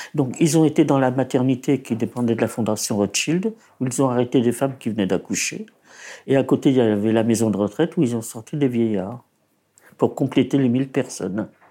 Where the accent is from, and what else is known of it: Paris, Île-de-France, France; born or raised there; also born or lived in Poland